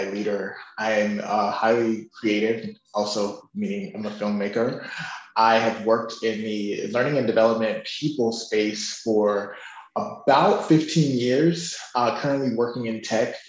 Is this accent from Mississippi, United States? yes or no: yes; Chicago, then Mississippi, United States; I grew up in Chicago, then in Mississippi, the South